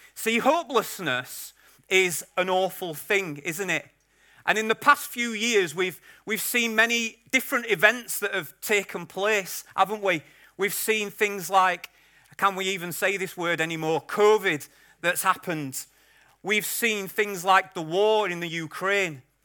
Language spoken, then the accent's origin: English; Yorkshire and the Humber, United Kingdom; I'm a Yorkshireman